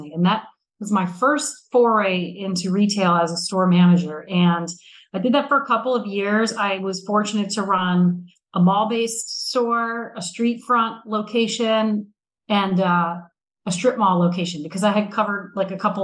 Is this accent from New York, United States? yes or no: no; Newark, Delaware, United States; I grew up in Newark, Delaware, which is the home of University of Delaware